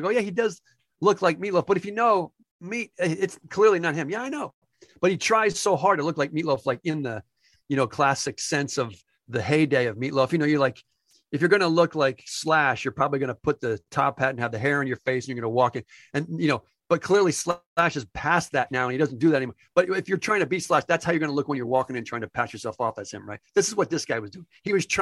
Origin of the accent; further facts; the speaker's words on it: Freehold, New Jersey, United States; My hometown is Freehold, New Jersey.